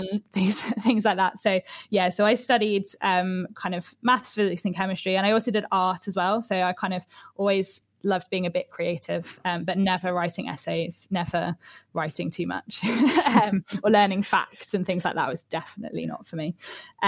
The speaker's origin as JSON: {"language": "English", "town": "Manchester", "region": "North West England", "country": "United Kingdom", "tie": "born or raised there", "also_born_or_lived": "Oxfordshire", "said": "I grew up, I was actually born in Oxfordshire, but my parents moved me up to kind of Manchester, which is in the north of the UK, when I was about 15 months old. And from there, I kind of progressed through school"}